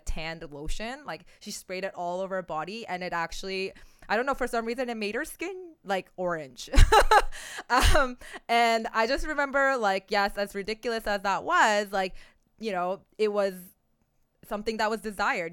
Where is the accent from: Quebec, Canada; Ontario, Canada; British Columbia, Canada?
Ontario, Canada; Oakville; growing up in Oakville, Ontario